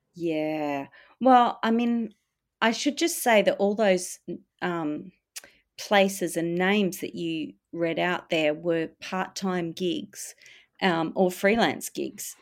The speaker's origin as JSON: {"language": "English", "town": "Perth", "region": "Western Australia", "country": "Australia", "tie": "born or raised there", "moved": "yes", "lives_now": "Melbourne, Australia", "said": "growing up in Perth, I did feel l, the, an emptiness there."}